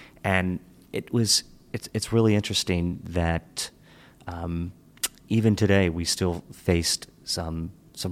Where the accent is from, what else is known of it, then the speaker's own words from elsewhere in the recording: Hagerstown, Maryland, United States; I grew up in Western Maryland in Hagerstown